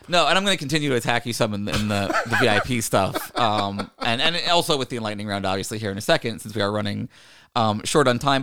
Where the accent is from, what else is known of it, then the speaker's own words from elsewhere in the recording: Virginia, United States; growing up in Virginia